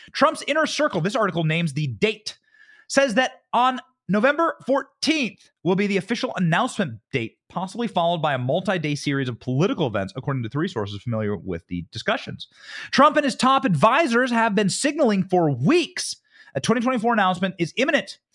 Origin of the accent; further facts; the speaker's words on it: Iowa, United States; That's my home state.